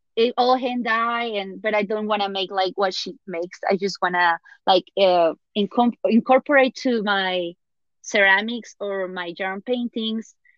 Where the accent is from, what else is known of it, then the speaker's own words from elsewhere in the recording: Puebla, Mexico; moved away; my hometown Puebla